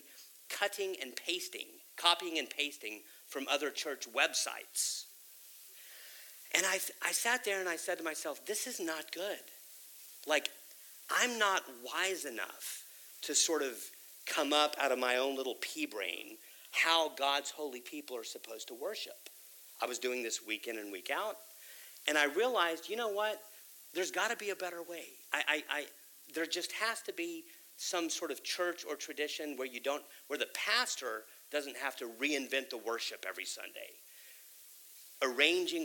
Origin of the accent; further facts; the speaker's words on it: Texas, United States; I'm a native Texan, and I grew up in the Baptist church